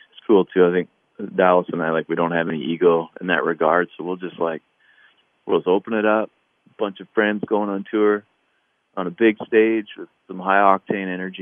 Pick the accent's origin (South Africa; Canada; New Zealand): Canada; now in Nashville, United States; we're proud of being Canadian